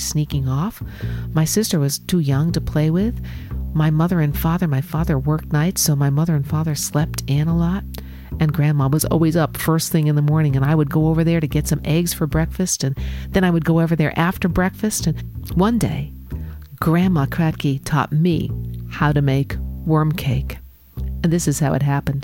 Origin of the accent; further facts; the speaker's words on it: New York City, New York, United States; the borough of Richmond or Staten Island, where I grew up, was one of the five boroughs of New York City